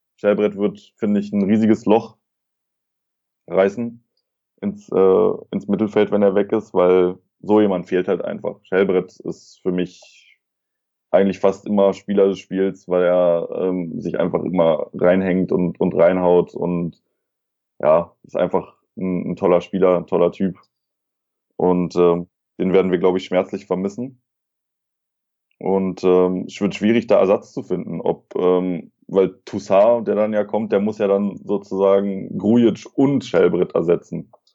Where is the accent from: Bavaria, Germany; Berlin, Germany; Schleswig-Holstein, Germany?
Berlin, Germany; moved away; ich bin in Neukölln geboren, also im Herzen, im, Her im Herzen Berlins. Äh, bin dann in, äh, im Südwesten der Stadt aufgewachsen.